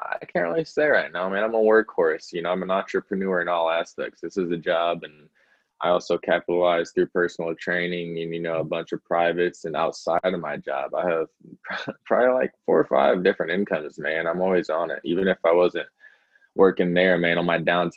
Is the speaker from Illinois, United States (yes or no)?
yes; Springfield, Illinois, United States; I grew up in Springfield, Illinois